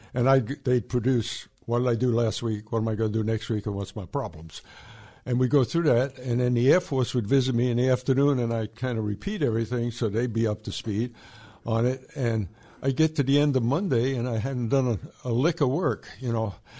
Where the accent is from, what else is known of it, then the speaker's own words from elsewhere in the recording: New York City, New York, United States; I grew up in New York City